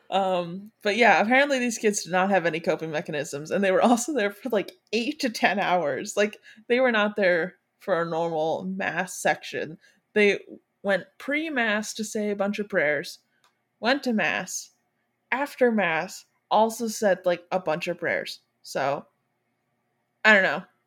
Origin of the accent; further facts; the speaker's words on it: Michigan, United States; now in Florida, United States; right now I live in Florida, but I'm originally from Michigan